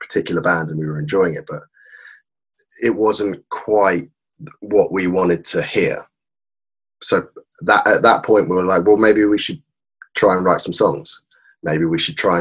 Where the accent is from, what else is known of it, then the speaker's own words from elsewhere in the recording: Woking, South East England, United Kingdom; in my hometown of Woking